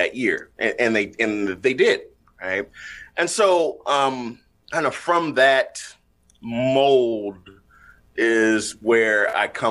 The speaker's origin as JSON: {"language": "English", "town": "Toledo", "region": "Ohio", "country": "United States", "tie": "born or raised there", "said": "I'm born and raised in Toledo."}